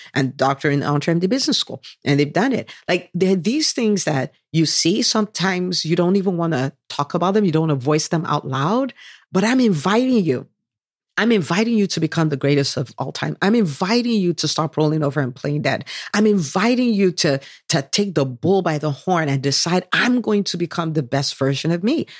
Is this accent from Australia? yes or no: no; Nigeria; moved away; I did do a bit of growing up in Nigeria